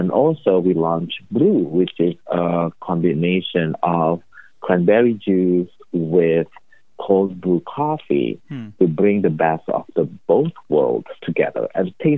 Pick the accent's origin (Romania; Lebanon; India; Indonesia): Indonesia; moved away as an adult; also born or lived in Chicago, United States; now in Boston, United States; I'm originally from Indonesia, born and raised in Indonesia